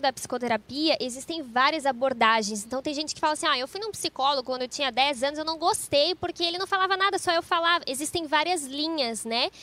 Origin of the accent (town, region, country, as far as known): Cruz Alta, Rio Grande do Sul, Brazil